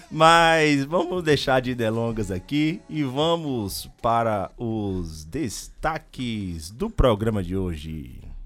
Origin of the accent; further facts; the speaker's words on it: Itabuna, Bahia, Brazil; moved away; also born or lived in Ilhéus; Eu nasci em Itabuna, na verdade, né? Então, eu, eu me considero tanto de Ilhéus quanto de Itabuna